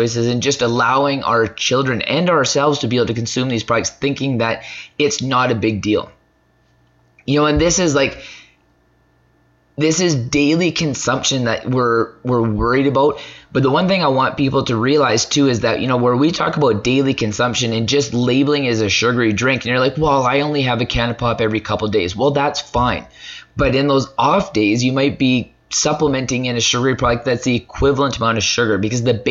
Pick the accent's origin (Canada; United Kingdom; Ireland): Canada; as Canadian citizens